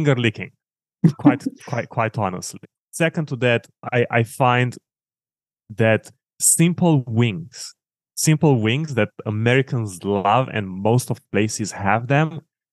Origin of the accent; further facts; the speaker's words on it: Oradea, Bihor County, Romania; accent: Eastern European; English is a second language; moved away as an adult; also born or lived in Timișoara, Romania; now in United States; I grew up on the west part of the country in a big city called Oradea, a few miles from the border with Hungary.